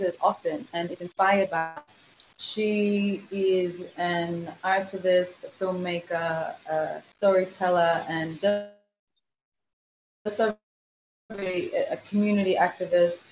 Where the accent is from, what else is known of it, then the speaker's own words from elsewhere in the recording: Kingston, Jamaica; I am from Kingston, Jamaica.